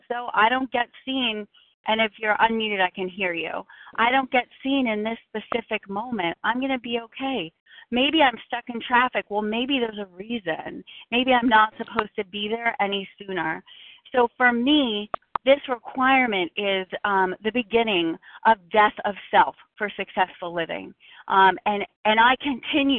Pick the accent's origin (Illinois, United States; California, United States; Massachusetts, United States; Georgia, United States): Massachusetts, United States; Boston; I'm from Boston